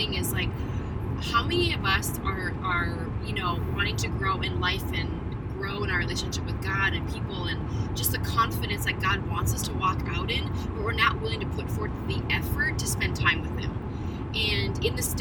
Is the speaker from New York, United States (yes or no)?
no; North Dakota, United States; moved away; We are back in my home state.